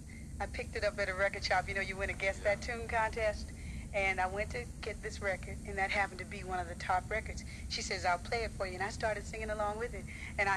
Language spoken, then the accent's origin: English; Miami, Florida, United States; I'm from Miami, Florida.